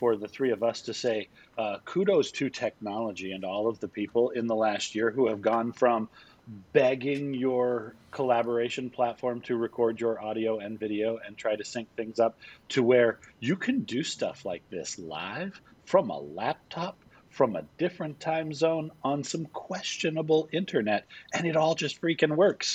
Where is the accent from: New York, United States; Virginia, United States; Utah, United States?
Utah, United States; I grew up in Utah